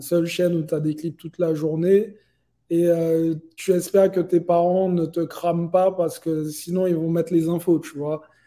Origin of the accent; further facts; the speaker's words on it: Guadeloupe, France; now in Miami, United States; j'ai grandi euh, euh, en Guadeloupe